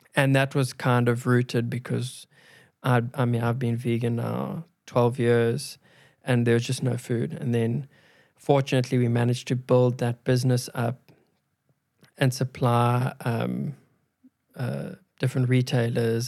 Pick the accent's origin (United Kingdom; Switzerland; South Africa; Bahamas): South Africa; we grew up in South Africa